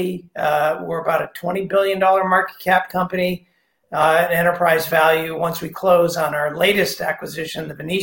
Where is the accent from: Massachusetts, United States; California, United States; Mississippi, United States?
Massachusetts, United States; also born or lived in New York area / Upper Montclair, New Jersey / Whistler, British Columbia; now in Rhode Island, United States; I was born in Massachusetts. Worked in the New York area for many years, moved to British Columbia for 16 years, came back to New England about 10 years ago